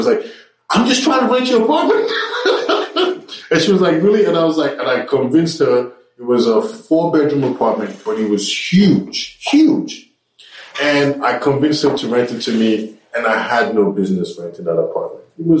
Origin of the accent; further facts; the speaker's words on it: New York, United States; as a young black man growing up in New York, you know, I was partying every night and going to work every day.